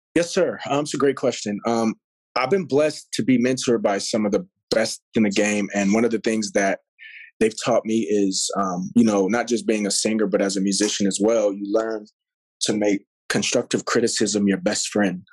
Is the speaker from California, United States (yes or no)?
yes; Pasadena, California, United States; also born or lived in Los Angeles / Puerto Rico; came back out here to LA. Actually, out of this, out of a city named Pasadena. Went to mm-hmm. school there, graduated from um, Blair High Schoo